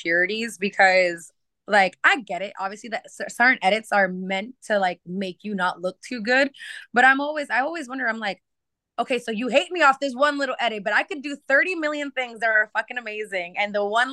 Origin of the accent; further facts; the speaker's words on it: Maine, United States; I grew up in Maine, and it just wasn't as like it wasn't very diverse.